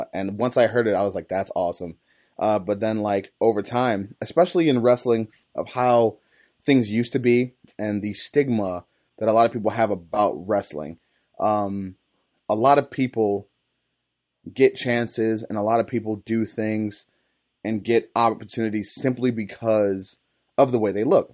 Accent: East Cleveland, Ohio, United States; I grew up in East Cleveland, on the east side of Cleveland, Ohio

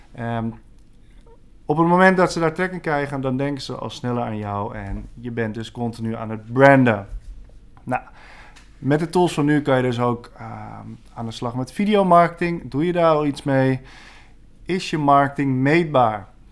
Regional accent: Badhoevedorp, North Holland, Netherlands; geboren in 1989 eh, in Badverdorp, vlak naast Amsterdam. En daar heb ik ook mijn hele leven vrijwel gewoond.

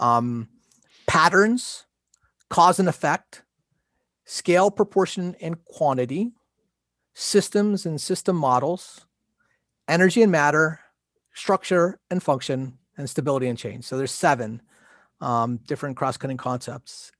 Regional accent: Pennsylvania, United States; we're both from Pennsylvania.

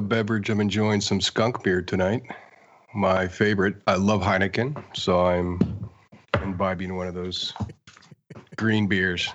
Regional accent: Denver, Colorado, United States; I grew up in Denver

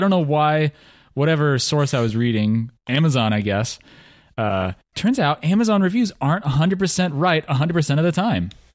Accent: mid Central West of Oregon, United States

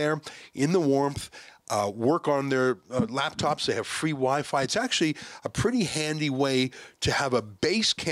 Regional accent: Canada; I'm the Canadian.

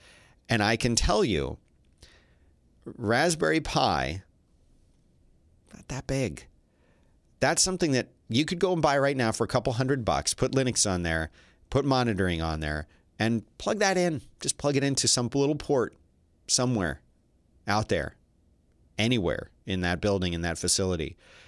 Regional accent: Philadelphia, Pennsylvania, United States; and I'm from Philly, of course

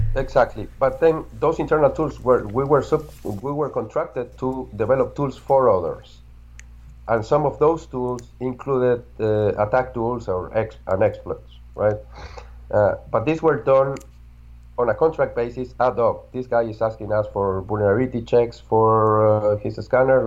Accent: Argentina; I'm from Argentina.

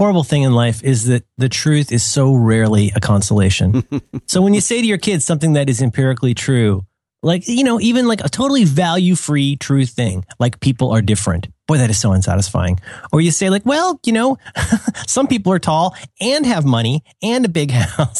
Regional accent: Cincinnati, Ohio, United States; when I was a kid, so I grew up in Cincinnati, which has a, I don't know what it's called now, but it used to be called Kings Island.

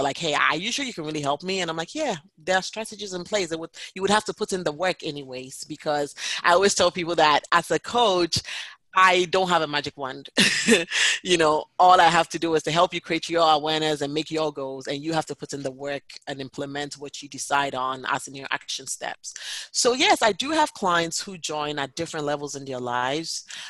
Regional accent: New Hampshire, United States; Yes, I am from New Hampshire.

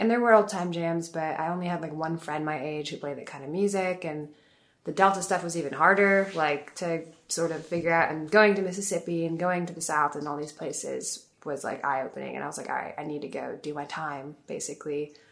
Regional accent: Paris, Île-de-France, France; also born or lived in Italy / England; So I grew up between Italy, England, and uh, France, Paris mostly is where like I did high school and my primary school in Paris, and I was born in Italy and did middle school in Italy, and then when I was young, I lived in England for three years.

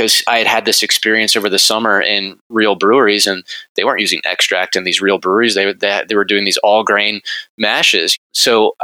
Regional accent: Richmond, Virginia, United States; also born or lived in Berlin, Germany; I grew up in Richmond, Virginia, and went to Virginia Tech

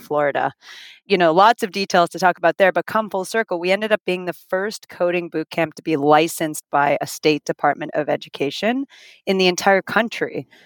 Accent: Finland; also born or lived in Toronto, Canada; now in Miami, United States; I'm originally from Finland

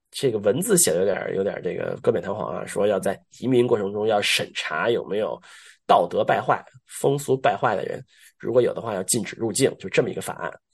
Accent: China; moved away as an adult; now in United States; I'm from China，对吧？我是个中国人

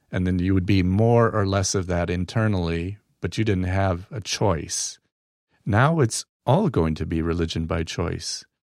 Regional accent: Battle Creek, Michigan, United States; I'm from Battle Creek, Michigan, where cereal was invented

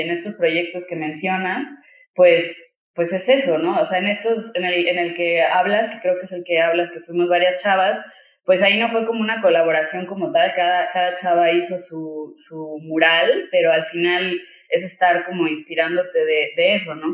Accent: Mexico; como mexicano reconoces, o mexicana más bien reconoces ese tipo de machismo

